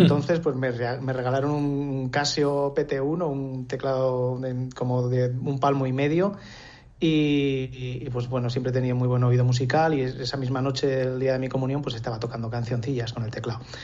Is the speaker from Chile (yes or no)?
no; Nájera, La Rioja, Spain; also born or lived in Alesanco / Logroño; now in Villamediana de Iregua, Spain; me he criado entre Alesanco y Nájera